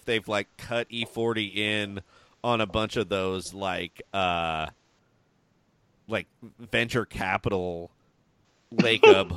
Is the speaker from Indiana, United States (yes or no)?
no; Pleasant Hill, California, United States; my hometown, Pleasant Hill